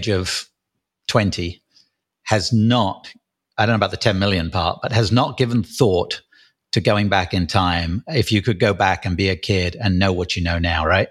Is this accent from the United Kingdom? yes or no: yes; England, United Kingdom; I'm English, so I write in UK English.